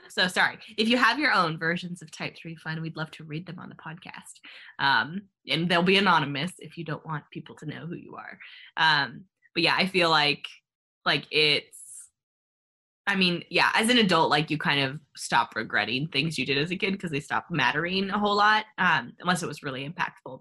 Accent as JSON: {"language": "English", "region": "California", "country": "United States", "tie": "born or raised there", "said": "growing up in California"}